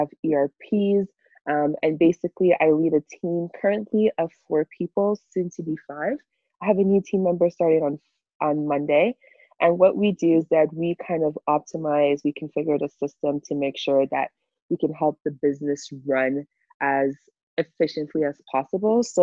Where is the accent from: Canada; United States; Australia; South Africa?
Canada; Montreal, Quebec; also born or lived in Europe; I've been in Canada since I was 4 years old, right? So I'm pretty much Canadian